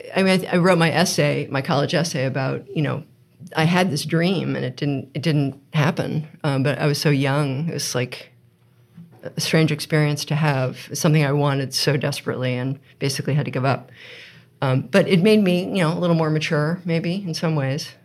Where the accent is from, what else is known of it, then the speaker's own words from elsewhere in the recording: United States; moved away as an adult; also born or lived in California / Princeton, New Jersey; now in Vermont, United States; I was born in California. Um, we lived in Princeton, New Jersey for a while, but mainly I grew up in outside of DC